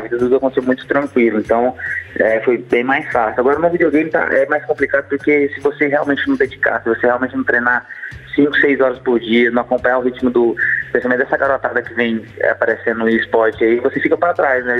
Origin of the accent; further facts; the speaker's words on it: Goiânia, Goiás, Brazil; um privilégio meu nascer em Goiânia